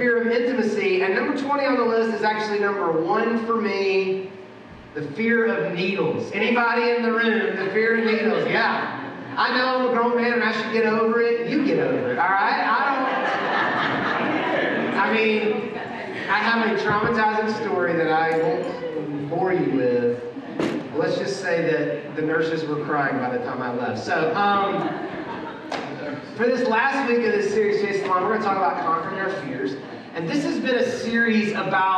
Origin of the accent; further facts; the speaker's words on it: Atlanta, Georgia, United States; now in Louisville, United States; I grew up in Atlanta.